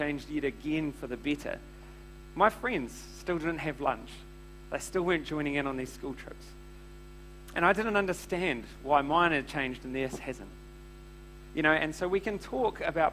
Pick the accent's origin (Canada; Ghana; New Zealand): New Zealand; Tauranga, Bay of Plenty; So I was brought up in Tauranga